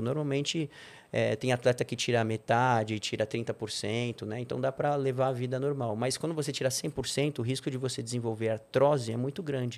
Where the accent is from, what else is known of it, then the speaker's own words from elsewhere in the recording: São Paulo, Brazil; Nasci na Avenida Paulista, sou bem paulista